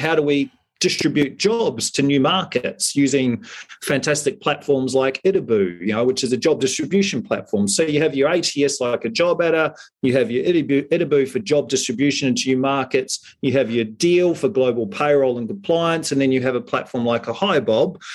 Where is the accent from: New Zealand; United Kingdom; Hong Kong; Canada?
New Zealand; now in Australia; being a Kiwi